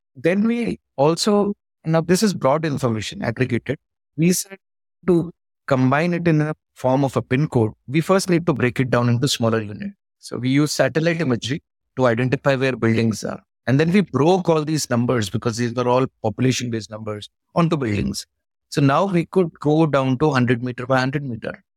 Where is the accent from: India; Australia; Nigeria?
India; Pauri, Uttarakhand; I was born in the mountains. I'm from Uttarakhand. It was a town called Pauri Garhwal. Beautiful place, surrounded by jungle. So we grew up in with a lot of outdoors.